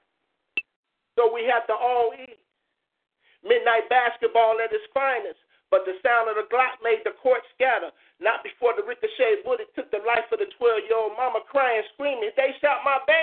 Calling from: Chicago, Illinois, United States; I was calling in from Chicago, Illinois

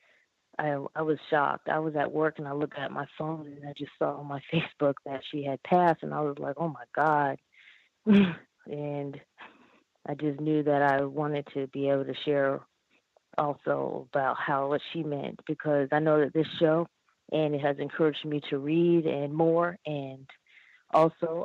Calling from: North Carolina, United States; I am calling from North Carolina

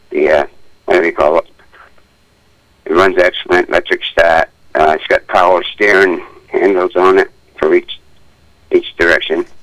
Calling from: South Paris, Maine, United States; Good morning. I'm calling from South Paris.

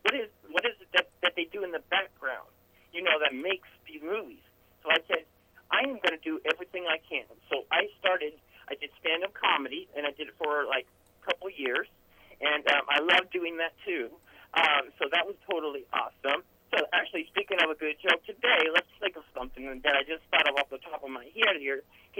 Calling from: Northern California, United States; I'm calling from Northern California

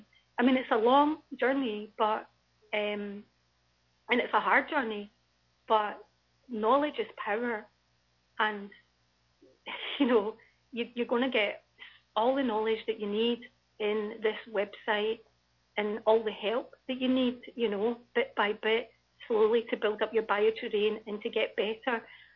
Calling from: Scotland, United Kingdom; I'm actually phoning from Scotland

